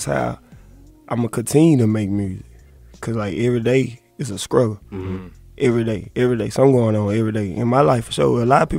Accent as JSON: {"language": "English", "town": "Monroe", "region": "Louisiana", "country": "United States", "said": "I'm from Monroe."}